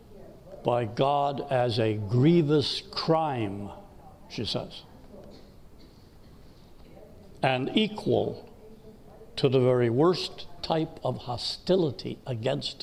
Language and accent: English; United States; I'm an American. I love my country.